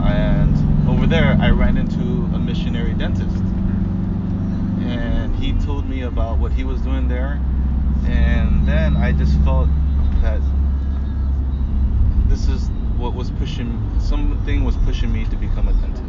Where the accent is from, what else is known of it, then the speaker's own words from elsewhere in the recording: San Diego, California, United States; so I went back home in San Diego. I grew up in San Diego.